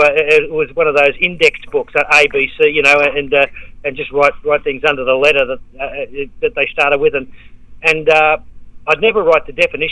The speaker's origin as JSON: {"language": "English", "town": "Sydney", "region": "New South Wales", "country": "Australia", "tie": "born or raised there", "lives_now": "Melbourne, Australia", "said": "Yeah, well, I went to Sydney when I was eight, and when I first went up there, it was amazing how different the world is now."}